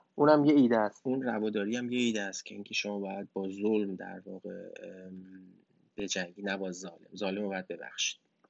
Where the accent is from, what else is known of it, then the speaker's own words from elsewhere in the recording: Iran; من تو ایران بزرگ شدم